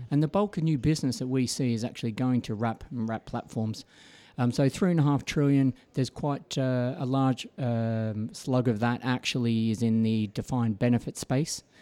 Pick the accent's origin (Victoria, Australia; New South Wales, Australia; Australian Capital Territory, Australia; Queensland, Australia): Victoria, Australia; Melbourne; moved away as an adult; now in United Kingdom; born and bred in Melbourne, Australia